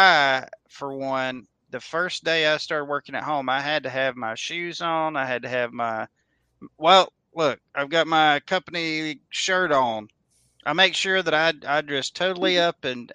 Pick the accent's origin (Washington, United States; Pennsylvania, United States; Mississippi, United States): Mississippi, United States; where I was growing up in Mississippi